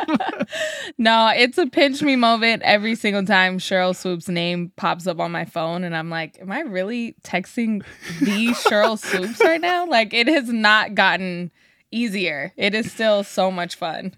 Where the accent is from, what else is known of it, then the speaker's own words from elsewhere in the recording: Sacramento, California, United States; being a young kid growing up in Sacramento with the Sacramento Monarchs